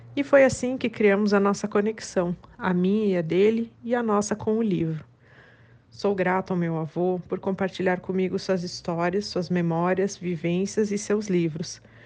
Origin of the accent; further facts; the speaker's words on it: Curitiba, Paraná, Brazil; Eu sou nascida e criada em Curitiba